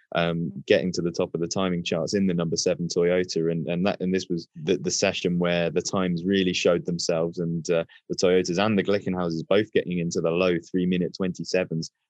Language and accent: English; United Kingdom; as a Brit